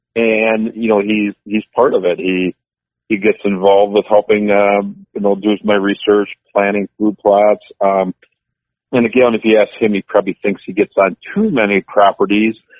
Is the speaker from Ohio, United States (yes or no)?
no; Columbus, Wisconsin, United States; my hometown uh, area there by Columbus, Wisconsin, which is 30 miles uh, northeast of Madison